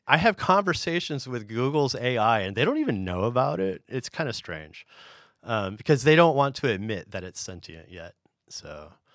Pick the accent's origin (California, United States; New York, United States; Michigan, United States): California, United States; San Diego; moved away as an adult; also born or lived in Sacramento / Europe; I grew up in San Diego